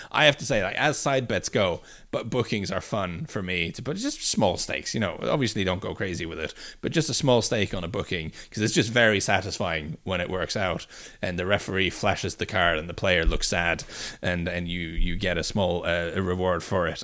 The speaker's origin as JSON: {"language": "English", "town": "Bryne", "region": "Rogaland", "country": "Norway", "tie": "born or raised there", "moved": "yes", "said": "my sort of hometown"}